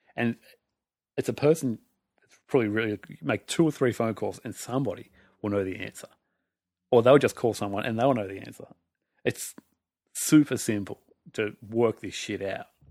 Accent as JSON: {"language": "English", "country": "Australia", "said": "I'm from Australia"}